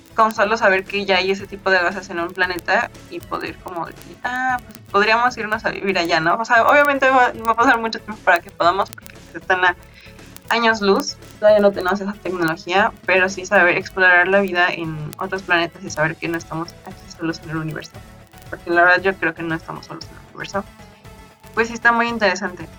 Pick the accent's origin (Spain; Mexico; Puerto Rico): Mexico; nosotros como mexicanos